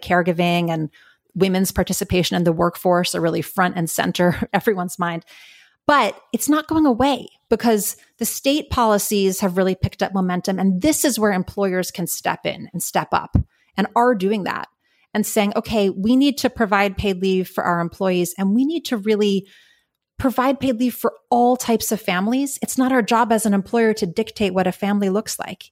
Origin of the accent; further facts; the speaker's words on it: New York City, New York, United States; moved away as an adult; now in California, United States; I grew up in New York City, uh, born and raised in Manhattan